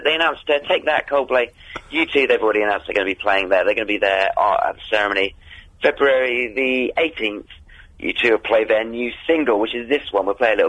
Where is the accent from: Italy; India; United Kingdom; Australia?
United Kingdom; Dorset, South West England; down in Dorset, which is my hometown.